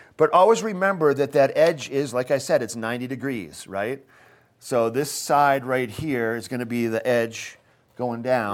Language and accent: English; Maine, United States; now in Eagle County, United States; I'm, I'm from Maine, and I grew up eating the Maine